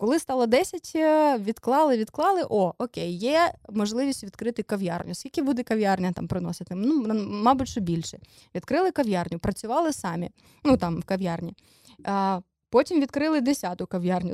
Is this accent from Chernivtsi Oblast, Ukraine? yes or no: no; Dnipro, Dnipropetrovsk Oblast, Ukraine; moved away as an adult; now in Kyiv, Ukraine; ми з Дніпра, ми приїхали